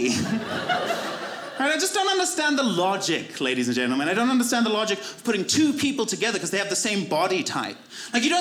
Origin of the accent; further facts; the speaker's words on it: Zimbabwe; moved away; My whole community believed that in Zimbabwe